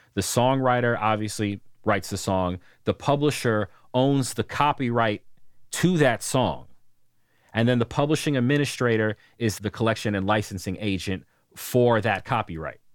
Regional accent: New York, United States; moved away as an adult; I grew up in New York

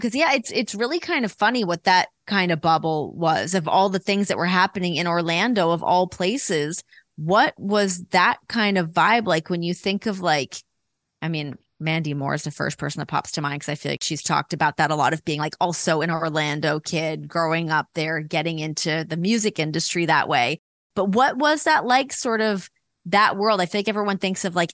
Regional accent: outside Toronto, Ontario, Canada; I grew up outside of Toronto

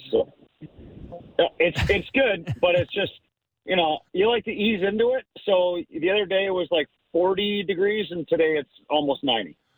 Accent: Ottawa, Ontario, Canada; I grew up in Ottawa

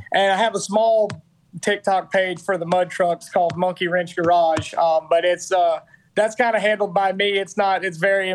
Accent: United States; I'm an American

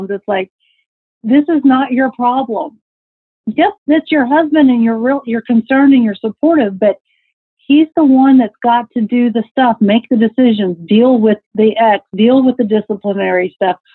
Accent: Texas, United States; Yeah, you can sing. I'm you from Texas. Texas.

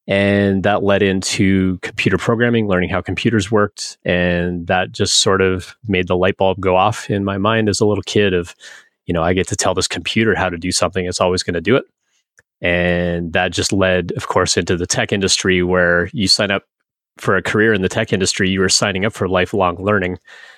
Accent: Northwest Territories, Canada; And I grew up in Northern Canada, way, way up in the Northwest Territories.

